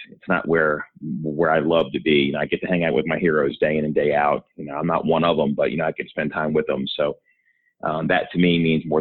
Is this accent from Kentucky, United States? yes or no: no; Baltimore, Maryland, United States; I'm from Baltimore originally. That's where I still live. I grew up in the area.